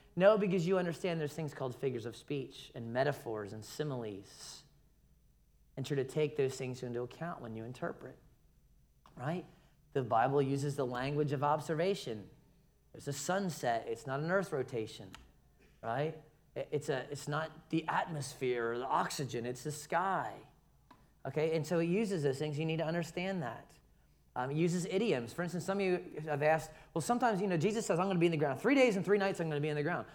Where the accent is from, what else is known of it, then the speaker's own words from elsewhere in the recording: Philadelphia, Pennsylvania, United States; now in Savannah, United States; I was born in Philadelphia.